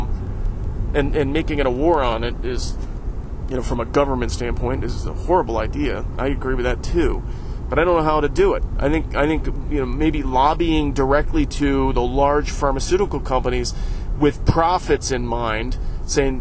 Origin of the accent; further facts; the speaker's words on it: Northeast Ohio, United States; I went to the parade in my hometown